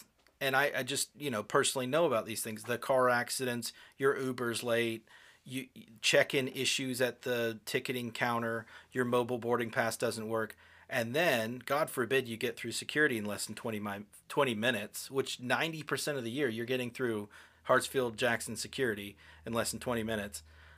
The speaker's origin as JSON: {"language": "English", "country": "United Kingdom", "said": "and I'm British. I know how to queue."}